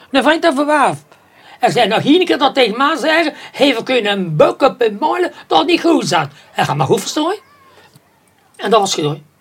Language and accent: Dutch; Ghent, Flanders, Belgium; Ah, wel, nummer 37 ben ik geboren.